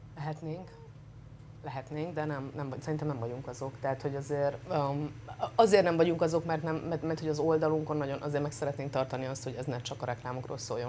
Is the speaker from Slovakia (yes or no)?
no; Transylvania, Romania; moved away as an adult; now in Budapest, Hungary; Én erdélyi lány vagyok